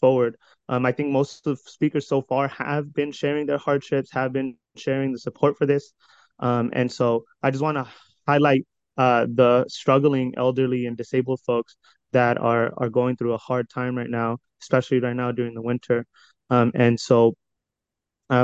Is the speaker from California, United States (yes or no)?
yes; Hayward, California, United States; I was born and raised in Hayward